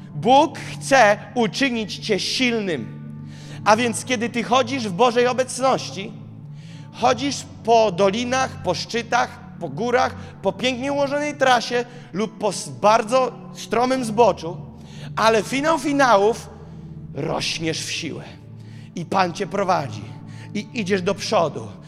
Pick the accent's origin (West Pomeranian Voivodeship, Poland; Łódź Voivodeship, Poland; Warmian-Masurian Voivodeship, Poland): Warmian-Masurian Voivodeship, Poland; Gołdap; moved away as an adult; now in Warsaw, Poland; w Gołdapi się urodziłem